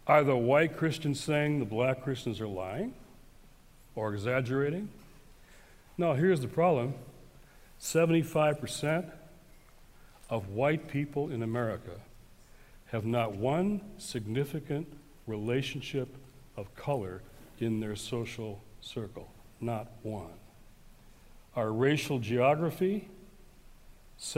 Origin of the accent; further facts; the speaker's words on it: Detroit, Michigan, United States; my hometown of Detroit